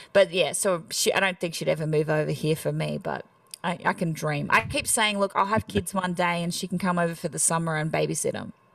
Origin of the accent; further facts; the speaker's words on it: Australia; accent: Australian; moved away as an adult; now in Nashville, United States; I'm country Australian